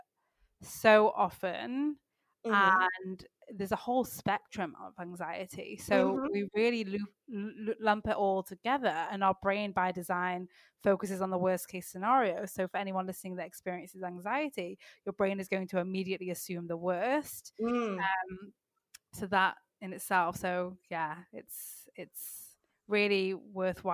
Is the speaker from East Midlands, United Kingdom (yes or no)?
no; Manchester, North West England, United Kingdom; also born or lived in south of France; now in France; I'm actually living in south of France right now, which is not where my accent is from. but I'm from the UK. I'm from Manchester in England.